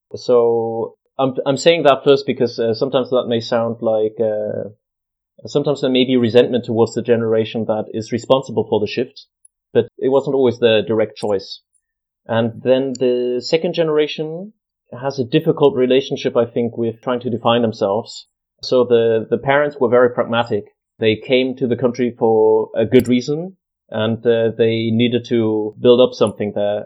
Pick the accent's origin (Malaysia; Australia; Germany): Germany; Munich, Bavaria; moved away as an adult; also born or lived in Kent, United Kingdom; now in Manchester, United Kingdom; I'm from Munich in Germany, in Bavaria. That's where I was born and grew up